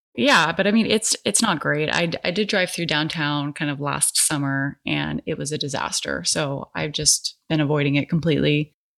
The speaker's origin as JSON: {"language": "English", "region": "California", "country": "United States", "moved": "yes", "lives_now": "Portland metro area, United States", "said": "I'm actually from California"}